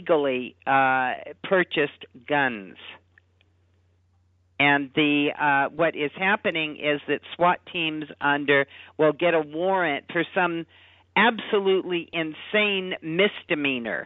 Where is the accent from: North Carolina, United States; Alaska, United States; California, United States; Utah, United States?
California, United States; Los Angeles; I lived in L.A. at the time. I mean, I grew up in Los Angeles, Southern California